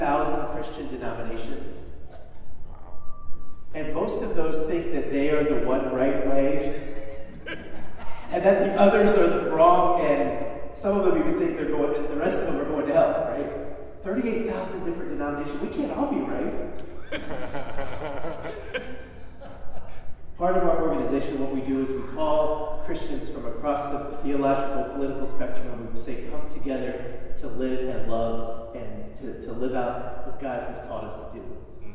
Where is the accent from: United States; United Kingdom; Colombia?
United States; Chicago, Illinois; I'm from Chicago